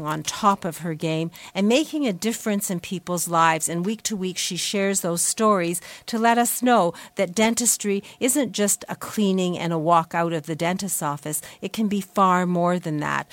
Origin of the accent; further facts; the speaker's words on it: Canada; we are Canadians